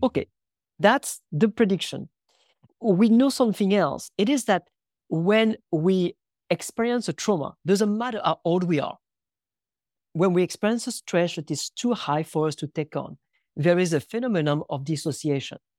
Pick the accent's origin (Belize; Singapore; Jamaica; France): France; moved away; also born or lived in United States; I was born in France in nineteen eighty in a very, very small village where about sixty people in the middle of the woods